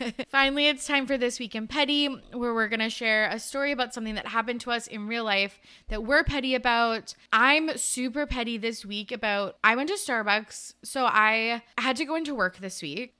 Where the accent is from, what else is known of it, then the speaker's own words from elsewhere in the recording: Canada; we're Canadian